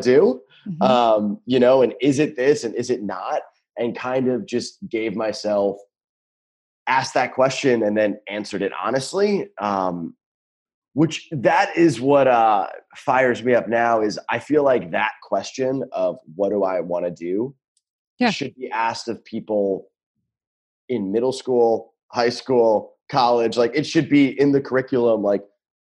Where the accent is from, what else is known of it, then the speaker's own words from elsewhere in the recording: New York, United States; moved away as an adult; also born or lived in Philadelphia; now in California, United States; I grew up in New York